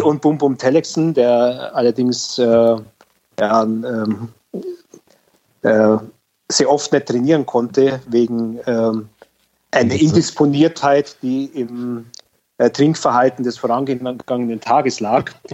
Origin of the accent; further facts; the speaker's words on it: Augsburg, Bavaria, Germany; also born or lived in Munich; ich bin gebürtiger Augsburger